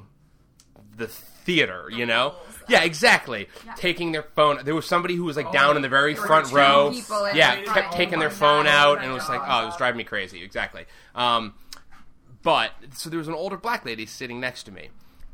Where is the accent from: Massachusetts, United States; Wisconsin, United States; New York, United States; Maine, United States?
Massachusetts, United States; Milton; my hometown, Milton.